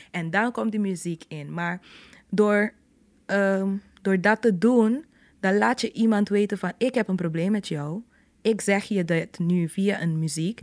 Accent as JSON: {"language": "Dutch", "country": "Curaçao", "tie": "born or raised there", "said": "het was dus in buren zoals die waar ik ben opgegroeid, Terracara"}